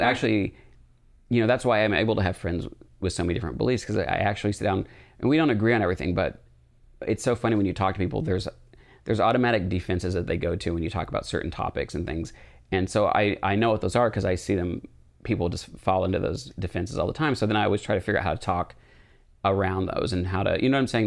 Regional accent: United States; We grew up in a really not, um, accepting part of, of America

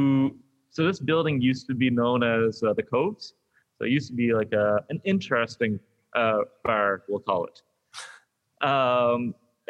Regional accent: Prince Edward Island, Canada; now in Ontario, Canada; I'm from Prince Edward Island.

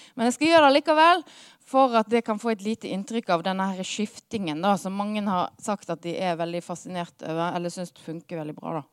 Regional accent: Hardanger, Vestland, Norway; moved away; jeg kommer fra Hardanger

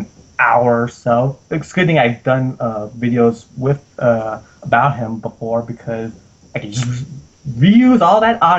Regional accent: United States; I'm the American on this

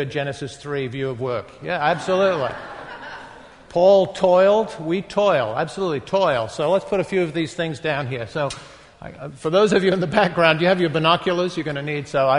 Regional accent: North East England, United Kingdom; moved away as an adult; also born or lived in London / New York; now in Boston, United States; I was born, grew up in the northeast of England

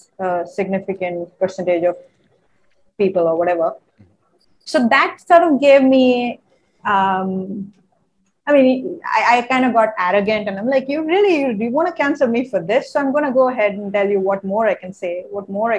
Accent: India

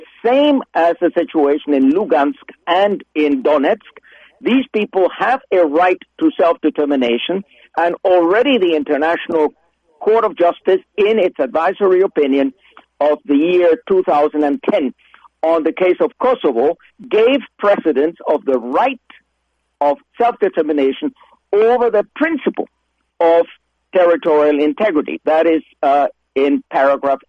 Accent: United States; now in Switzerland; I live in Switzerland, although I'm an American citizen

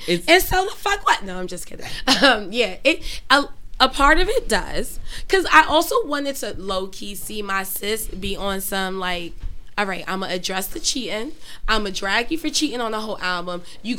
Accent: New York City, New York, United States; I'm from Brooklyn, born and raised.

